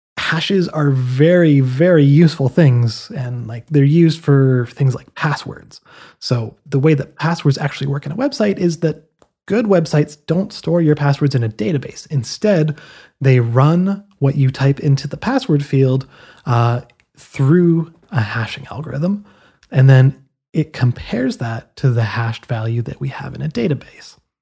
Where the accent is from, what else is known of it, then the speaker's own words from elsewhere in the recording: Canada; Now, I'm Canadian